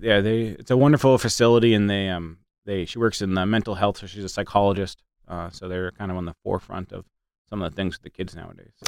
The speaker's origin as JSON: {"language": "English", "region": "Massachusetts", "country": "United States", "tie": "born or raised there", "also_born_or_lived": "Midwest", "moved": "as an adult", "said": "I grew up riding horses in Massachusetts"}